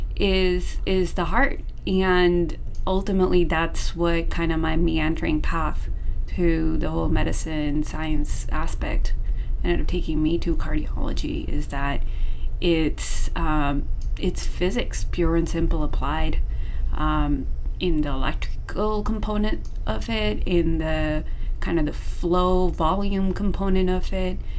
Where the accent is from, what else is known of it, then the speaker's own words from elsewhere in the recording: Seattle, Washington, United States; moved away as an adult; also born or lived in Southern California; I'm originally from Seattle